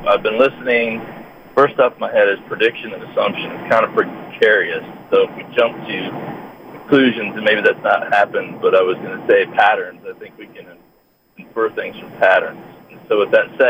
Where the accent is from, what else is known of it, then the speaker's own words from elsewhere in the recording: Northeast Ohio, United States; moved away; I'm from Ohio. I'm from Northeast Ohio originally.